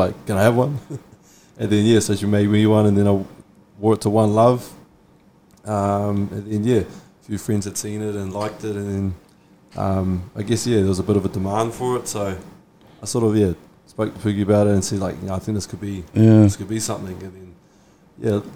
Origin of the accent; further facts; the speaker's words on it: Poinchev, Auckland, New Zealand; I'm from Poinchev. Grew up in Poinchev my whole life.